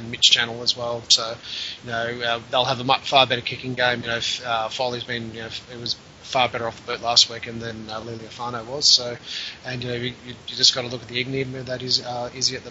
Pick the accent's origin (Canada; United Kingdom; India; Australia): Australia; I'm parochial Aussie